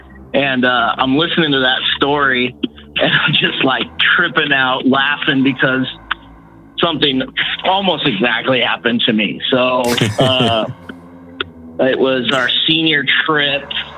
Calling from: Walla Walla, Washington, United States; from Walla Walla.

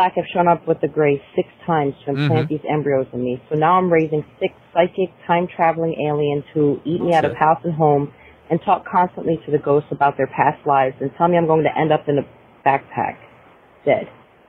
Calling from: Sarasota, Florida, United States; Hey, Brent, John, and Seabot. … from Sarasota.

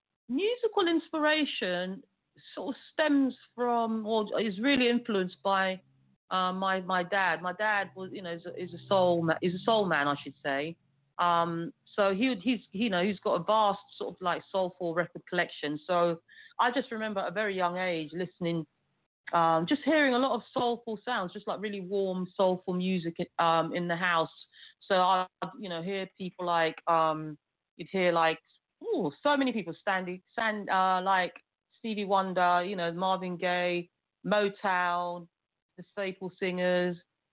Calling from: London, United Kingdom; I'm calling from the UK. I'm calling from London. So that's where I live. So, yes, I'm calling from the United Kingdom.

